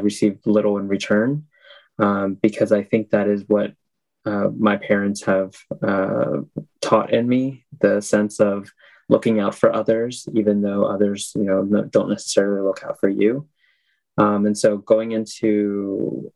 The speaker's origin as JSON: {"language": "English", "town": "Milford", "country": "United States", "tie": "born or raised there", "said": "I was born and raised here in Milford"}